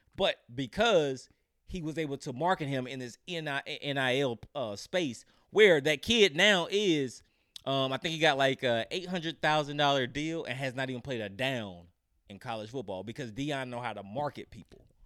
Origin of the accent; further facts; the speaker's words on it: North Carolina, United States; I'm from North Carolina